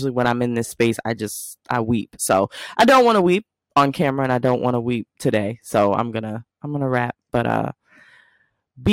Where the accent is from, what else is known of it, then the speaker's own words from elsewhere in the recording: New Jersey, United States; I'm from New Jersey.